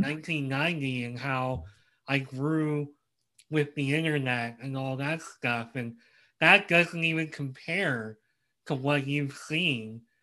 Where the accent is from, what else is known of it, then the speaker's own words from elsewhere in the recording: Philadelphia, Pennsylvania, United States; I grew up in the Philadelphia area